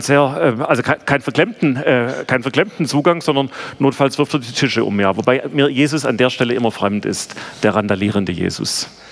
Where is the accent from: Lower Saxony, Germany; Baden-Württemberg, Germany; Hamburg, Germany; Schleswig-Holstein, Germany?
Baden-Württemberg, Germany; Bad Urach; accent: Swabian; also born or lived in Ludwigsburg; Ich bin geboren in Bad Urach, also wir können auch Schwäbisch schwätzen, aber ähm, ich versuche es mal auf Deutsch. Und ähm, bin auf der Schwäbischen Alb aufgewachsen